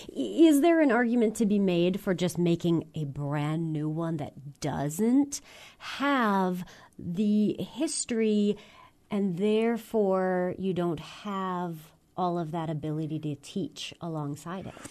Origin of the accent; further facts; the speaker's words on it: United States; As an American